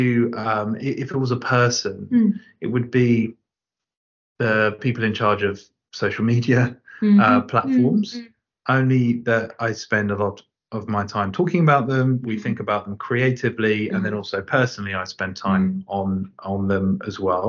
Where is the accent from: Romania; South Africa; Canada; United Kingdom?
United Kingdom; Southend-on-Sea, East of England; I grew up near Southend-on-Sea, which does have a beach, but isn't warm.